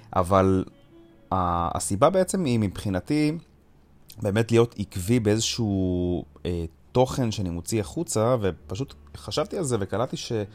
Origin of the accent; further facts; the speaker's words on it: Jerusalem, Jerusalem District, Israel; אני גדלתי בבית חרדי בירושלים